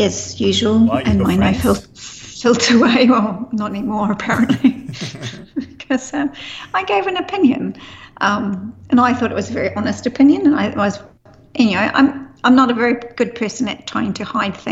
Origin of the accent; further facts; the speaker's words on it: New Zealand; being a Kiwi